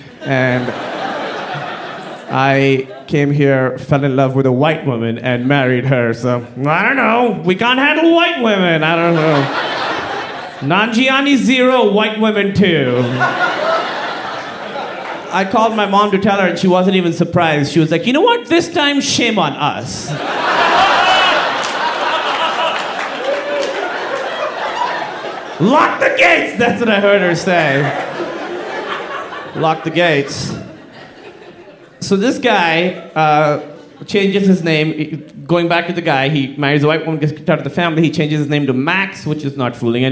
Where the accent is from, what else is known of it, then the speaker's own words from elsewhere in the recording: Pakistan; I'm from Pakistan